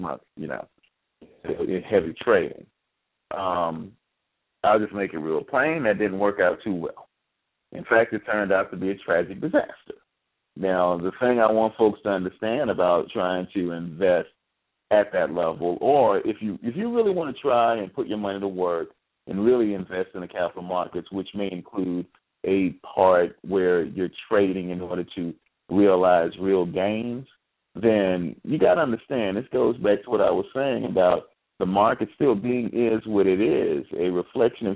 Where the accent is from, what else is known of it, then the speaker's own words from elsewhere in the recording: United States; we're black and we're American